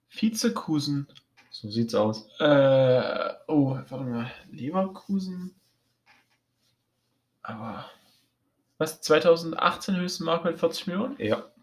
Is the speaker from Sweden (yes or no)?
yes; Sweden; ähm, ich komme aus Schweden.